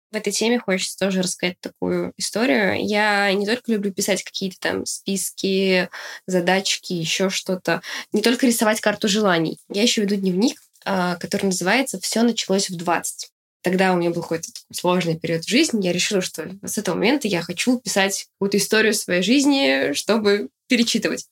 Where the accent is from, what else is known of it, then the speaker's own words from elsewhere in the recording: Uzbekistan; now in Ryazan, Russia; я родилась в Узбекистане, я росла в неполной семье